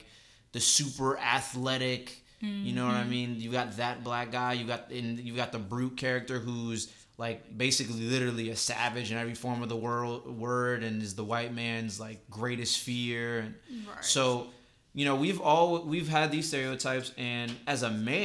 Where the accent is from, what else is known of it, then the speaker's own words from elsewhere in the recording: Northern Virginia, United States; growing up in Northern Virginia